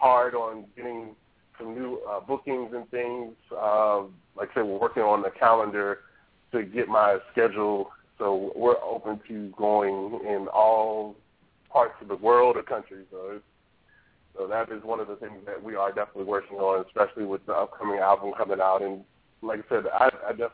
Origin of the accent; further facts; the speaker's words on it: Baltimore, Maryland, United States; moved away as an adult; now in Jacksonville, United States; I am a Baltimore-bred Charm City boy